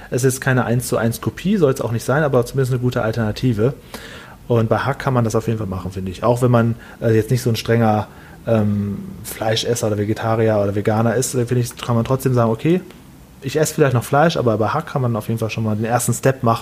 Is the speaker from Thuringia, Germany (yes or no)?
no; Düsseldorf, North Rhine-Westphalia, Germany; Ich komme ja hier aus Düsseldorf und hier in Düsseldorf gibt es ja viele asiatische äh, Supermärkte und so weiter.